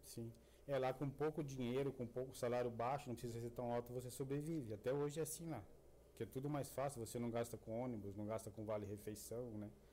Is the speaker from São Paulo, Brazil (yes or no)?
no; Sertaneja, Paraná, Brazil; moved away as an adult; also born or lived in Cornélio Procópio; lá a gente nascia tudo em Cornélio Procópio, mas morando na região, né? Sertaneja, Leópolis, Sancho Alegre.